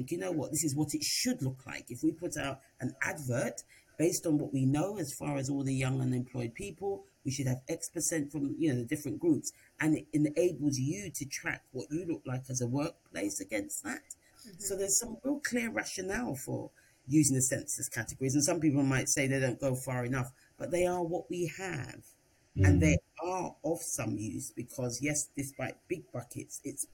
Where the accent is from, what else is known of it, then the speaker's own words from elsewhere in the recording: London, United Kingdom; my parents, and mine happened to be from the Caribbean, they came from Jamaica, I was born here